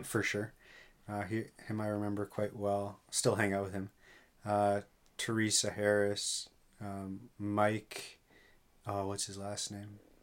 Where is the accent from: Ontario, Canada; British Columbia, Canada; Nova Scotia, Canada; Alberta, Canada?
Ontario, Canada; York Region, Southern; moved away as an adult; now in Thunder Bay, Canada; I'm from Southern Ontario, uh, just north of Toronto, York Region